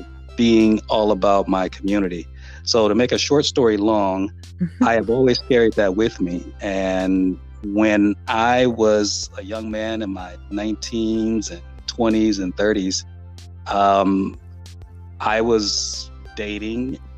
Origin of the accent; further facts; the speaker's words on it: Los Angeles, California, United States; living born and raised in Southern California in Los Angeles